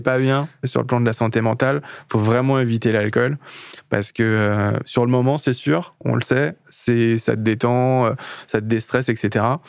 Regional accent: Le Mans, Pays de la Loire, France; je suis du Mans

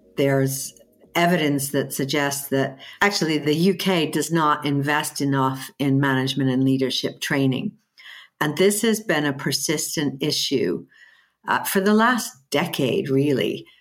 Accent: United States; accent: American; moved away as an adult; also born or lived in Germany; now in United Kingdom; I have an American, um, upbringing

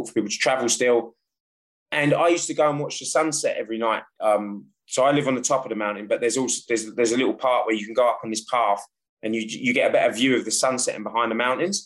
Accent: London, United Kingdom; moved away as an adult; now in France; So as a child, I grew up in London.

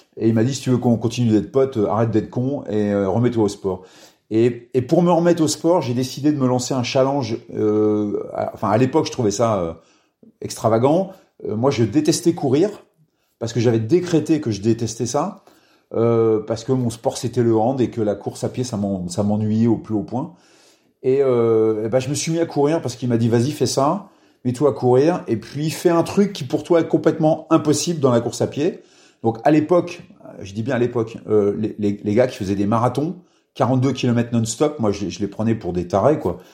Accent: Orne, Normandy, France; also born or lived in Cambremer; je suis né dans l'Orne, dans un tout petit village.

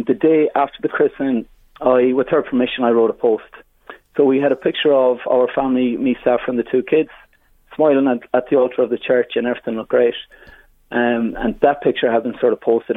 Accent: Mayo, Connacht, Ireland; moved away; I'm from Mayo originally

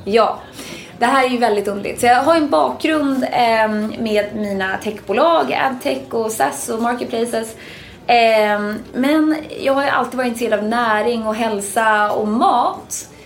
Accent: Sweden; moved away as an adult; now in United States; som svensk

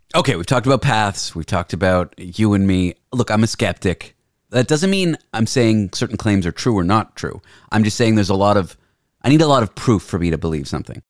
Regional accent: Canada; moved away as an adult; now in San Francisco, United States; I'm Canadian

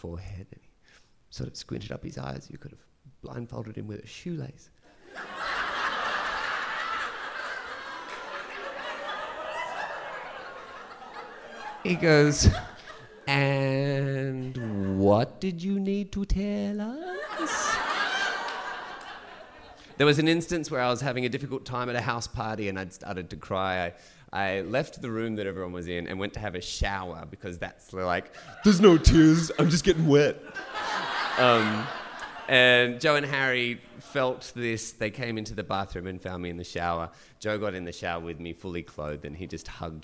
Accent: Dubbo, New South Wales, Australia; also born or lived in Gunnedah, New South Wales / Central Coast, New South Wales; growing up in Gunnedah in Dubbo

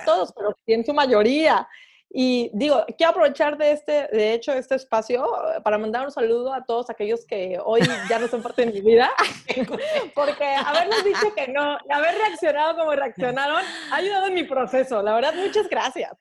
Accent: Veracruz, Mexico; como buena jarocha

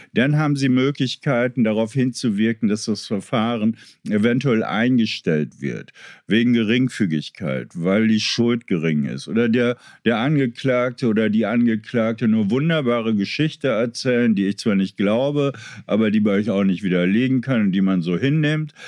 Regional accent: Meppen, Lower Saxony, Germany; moved away; also born or lived in Kreuzberg, Berlin; meiner Heimatstadt Meppen

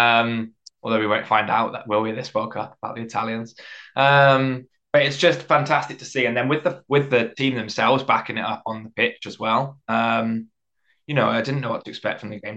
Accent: England, United Kingdom; moved away as an adult; also born or lived in Wales; now in Canada; I'm half English, half Welsh. Born in England, but my mum's Welsh, and spent a lot of time in Wales as a kid. Went to university in Wales.

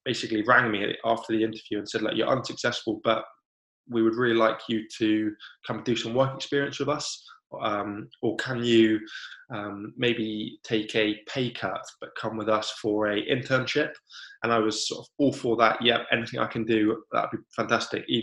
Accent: Cornwall, South West England, United Kingdom; moved away as an adult; now in Devon, United Kingdom; I grew up in Cornwall, and I've now moved to Devon

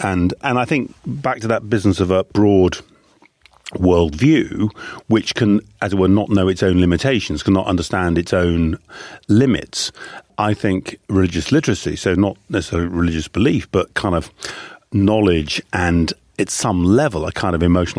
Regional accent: Welwyn Garden City, East of England, United Kingdom; accent: Irish; I grew up in Hertfordshire, just outside London, Welwyn Garden City, with, by the age of 7 or 8, an Irish accent because of the immense influence of my mother.

